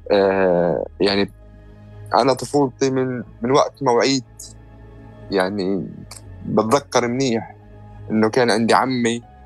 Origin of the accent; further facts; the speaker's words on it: Jerusalem, Palestine; أنا مواليد القدس وعشت طول حياتي في القدس